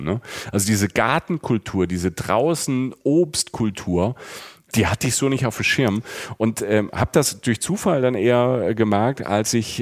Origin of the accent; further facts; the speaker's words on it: Rhineland-Palatinate, Germany; accent: Palatine; moved away; Ich komme aus der Südpfalz, ich komme aus einer Weinregion